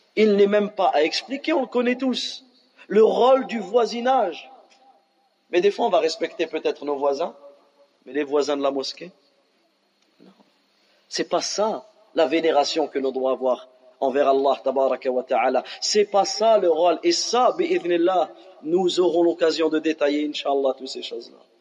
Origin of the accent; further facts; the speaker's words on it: France; on a grandi en France